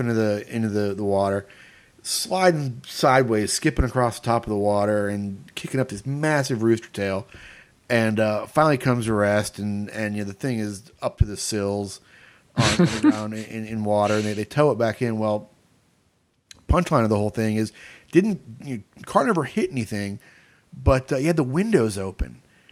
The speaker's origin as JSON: {"language": "English", "region": "Florida", "country": "United States", "tie": "born or raised there", "said": "I grew up racing in Florida"}